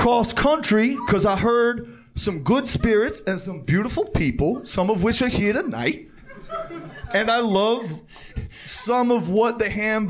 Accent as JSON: {"language": "English", "town": "Paramus", "region": "New Jersey", "country": "United States", "also_born_or_lived": "Manhattan, United States", "said": "I'm from Paramus, New Jersey, baby."}